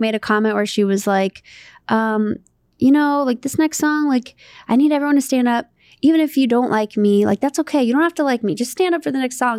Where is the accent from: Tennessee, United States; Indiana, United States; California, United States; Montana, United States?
California, United States; Santa Monica